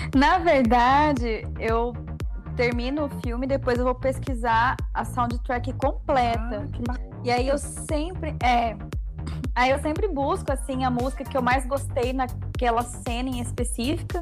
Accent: Campo Grande, Mato Grosso do Sul, Brazil; eu sou aqui de Campo Grande, Mato Grosso do Sul

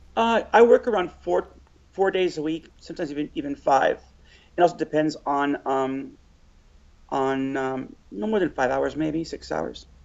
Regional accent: Los Angeles, California, United States; I'm from LA. On uh, my whole entire life

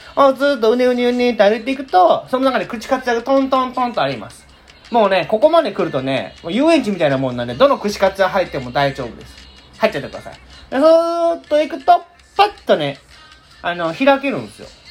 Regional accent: Nara, Japan; 奈良に生まれて、大阪もよく遊びに来たけど

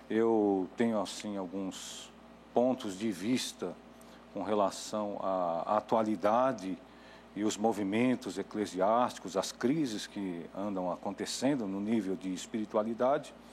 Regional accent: São Bernardo do Campo, São Paulo, Brazil; eu fui criado de criança na Assembleia de Deus em São Bernardo do Campo.

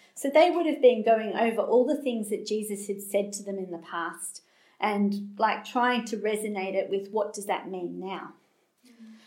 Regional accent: Australia; accent: Australian; I'm Australian, if you haven't picked that up from my accent

